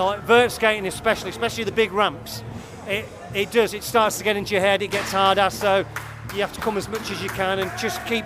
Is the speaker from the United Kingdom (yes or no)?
yes; Coventry, West Midlands, United Kingdom; from Coventry